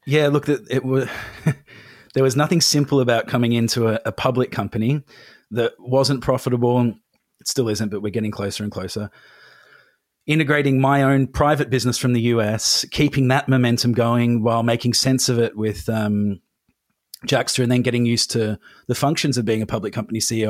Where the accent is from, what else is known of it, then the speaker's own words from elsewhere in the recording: England, United Kingdom; now in Australia; I'm from England. I don't know if you can hear it in my voice, but I went back to London